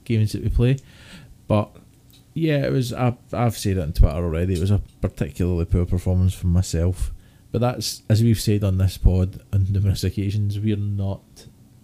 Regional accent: Scotland, United Kingdom; being Scottish

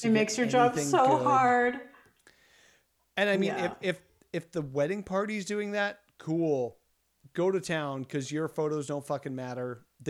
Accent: Saskatchewan, Canada; I'm from Saskatchewan.

